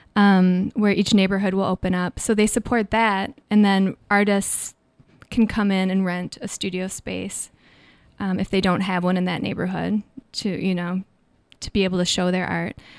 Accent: Minnesota, United States; now in San Francisco, United States; growing up in Minnesota

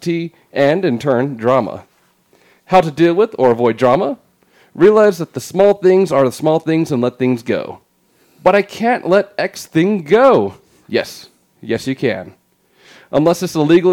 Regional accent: Tri-Cities, Washington, United States; moved away; I hail from Tri-Cities, Washington, which is like 3 hours away from Seattle

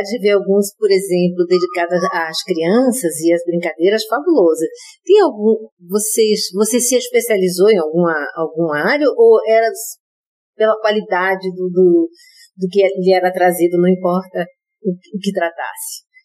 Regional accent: Rio Grande, Rio Grande do Sul, Brazil; moved away; Nasci no Rio Grande, no Rio Grande do Sul. Rio Grande é uma cidade bem lá no sul do Rio Grande do Sul. Uhum. E eu morei lá

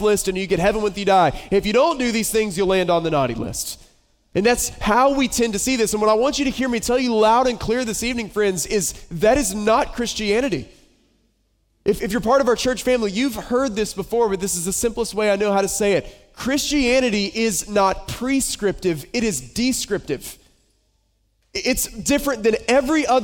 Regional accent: Boone, North Carolina, United States; moved away; I grew up in Western North Carolina, a little town called Boone

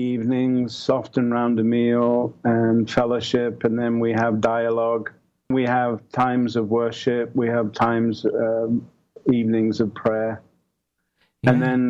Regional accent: England, United Kingdom; moved away as an adult; now in Santa Barbara, United States; I'm from England.

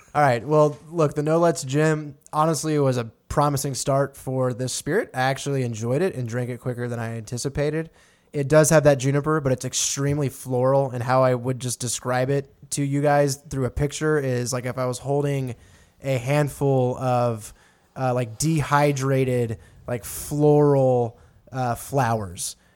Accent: Texas, United States; moved away; I'm from Texas out here

